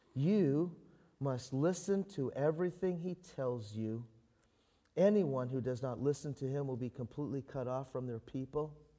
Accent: Canada; I'm a Canadian

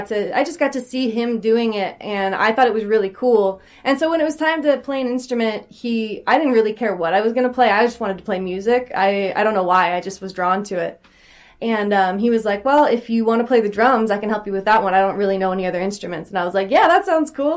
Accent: Puyallup, Washington, United States; I'm from Puyallup, which is about, it's like by Tacoma, maybe like an hour south of Seattle.

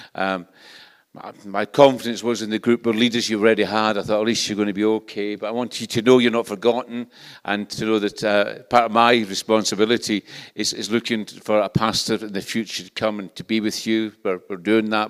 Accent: Scotland, United Kingdom; accent: Scottish; This is a Scottish accent. Where I come from, everybody speaks like this

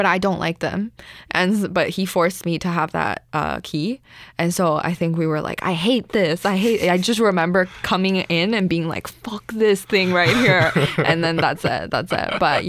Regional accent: Canada; my identity, my as an immigrant, as an Asian person, as a Canadian, a young woman, right?

